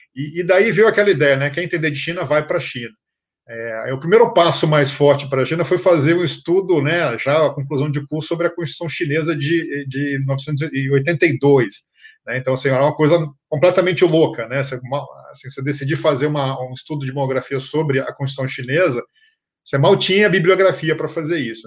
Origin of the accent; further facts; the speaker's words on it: Rio de Janeiro, Brazil; moved away as an adult; now in São Paulo, Brazil; eu nasci no Rio, nasci carioca da Gema